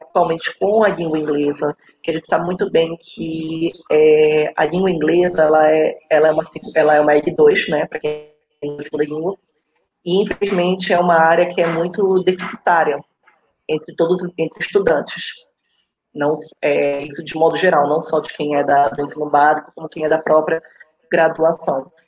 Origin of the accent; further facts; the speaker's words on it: Belém, Pará, Brazil; eu nasci em Belém do Pará